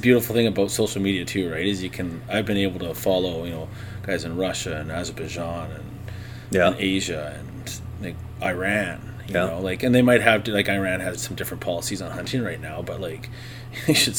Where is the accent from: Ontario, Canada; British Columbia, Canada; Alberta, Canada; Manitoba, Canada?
British Columbia, Canada; South Okanagan; moved away; I'm from the South Okanagan, and Okanagan's kind of got its own mindset. Then I moved here